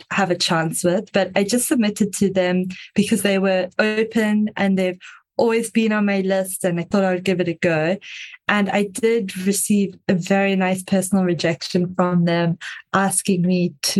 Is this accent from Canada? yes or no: no; South Africa; I am South African, if you can hear the slightly strange accent